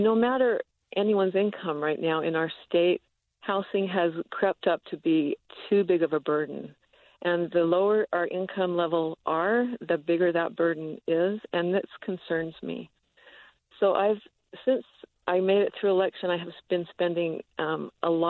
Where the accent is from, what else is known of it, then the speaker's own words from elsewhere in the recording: Utah, United States; moved away as an adult; I grew up here in Utah. I graduated from Skyline High School